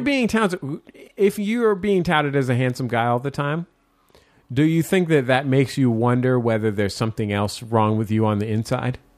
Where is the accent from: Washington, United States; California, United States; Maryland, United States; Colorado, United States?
California, United States; San Francisco; I'm from San Francisco